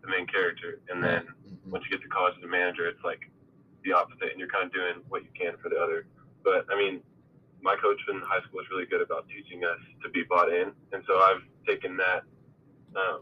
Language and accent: English; Dallas, Texas, United States; now in Abilene, United States; Yeah, I grew up in the Dallas area. Lived in the suburb outside of Dallas